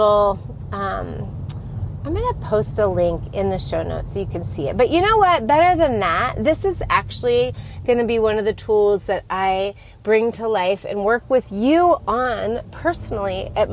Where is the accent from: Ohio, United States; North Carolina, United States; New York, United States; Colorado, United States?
Colorado, United States; moved away; We are from Colorado, but we're in a new city to be closer to family.